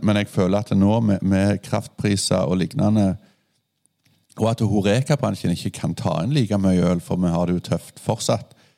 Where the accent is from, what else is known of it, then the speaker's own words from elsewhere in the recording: Rogaland, Norway; jeg er fra Rogaland, fylket med de positivitetene